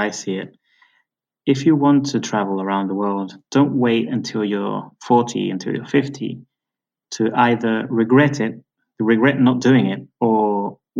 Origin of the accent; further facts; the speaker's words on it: United Kingdom; moved away; also born or lived in Venezuela; I'm originally British. You may have noticed from my accent.